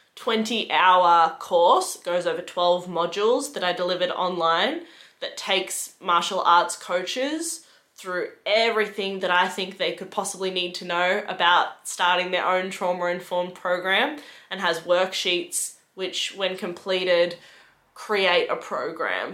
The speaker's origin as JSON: {"language": "English", "town": "Geelong", "region": "Victoria", "country": "Australia", "moved": "as an adult", "lives_now": "Melbourne, Australia", "said": "I moved to Melbourne for that job. I'm originally from Geelong."}